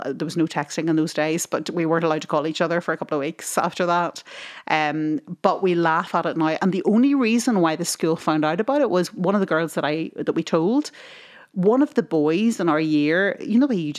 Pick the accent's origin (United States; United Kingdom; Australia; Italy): United Kingdom; Tyrone, Northern Ireland; we grew up in Tyrone